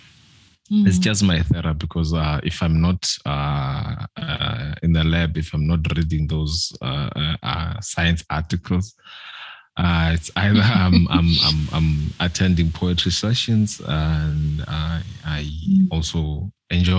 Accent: Umzimkulu, KwaZulu-Natal, South Africa; now in Pinetown, South Africa; a rural boy from Umzimkulu in South Africa, KZN

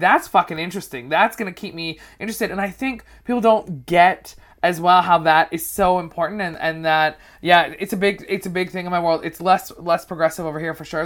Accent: Vancouver, British Columbia, Canada; moved away as an adult; also born or lived in Toronto; now in United Kingdom; I'm a Canadian comedian. I moved to the U K in March of this year

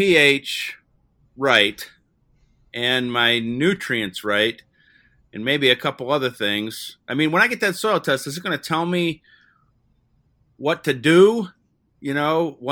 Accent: Ohio, United States; when I was a kid growing up in Ohio

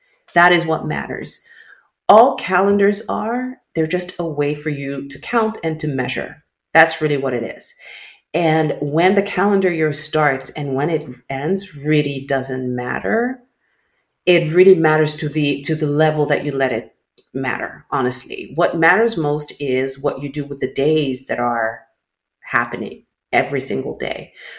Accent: Saudi Arabia; born there; I grew up living on three different calendars and I still do. So I was born in Saudi Arabia, right?

